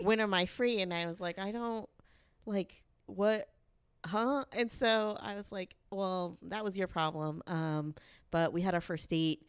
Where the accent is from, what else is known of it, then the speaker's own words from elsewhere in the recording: the South, United States; I'm from the South